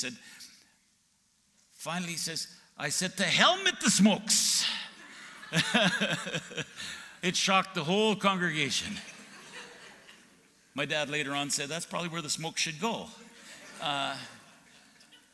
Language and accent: English; Alberta, Canada; moved away as an adult; also born or lived in Texas; I grew up in Alberta